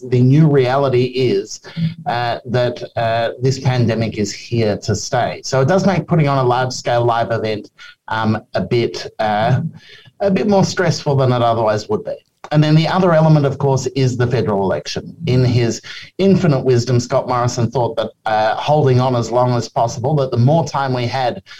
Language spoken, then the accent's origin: English; Melbourne, Victoria, Australia; now in Sydney, Australia; I'm from Melbourne originally